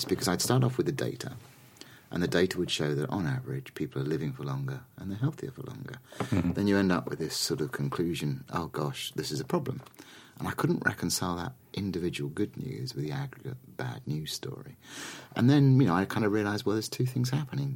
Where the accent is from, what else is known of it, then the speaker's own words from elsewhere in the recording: London, United Kingdom; I'm a Londoner.